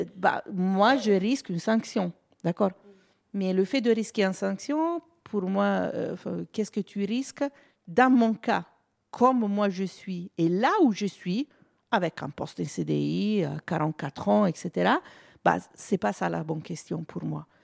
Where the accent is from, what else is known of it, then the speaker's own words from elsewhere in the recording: Italy; French is a second language; now in France; je suis italienne